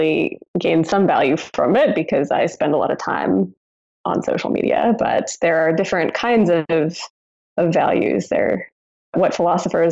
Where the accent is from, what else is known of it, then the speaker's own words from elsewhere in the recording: Southern California, United States; moved away as an adult; I grew up in Southern California where none of the buildings are older than about 50 years old.